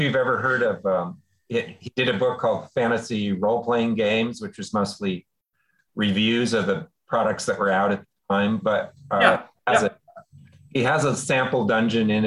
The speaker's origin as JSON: {"language": "English", "region": "California", "country": "United States", "said": "I'm from California."}